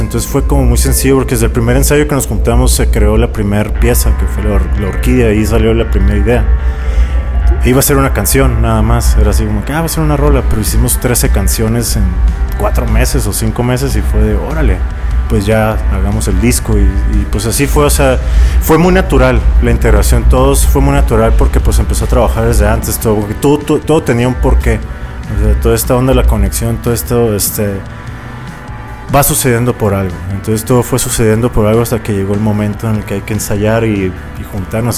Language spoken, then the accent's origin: Spanish; Tijuana, Baja California, Mexico; moved away; also born or lived in Mexico City; soy de Tijuana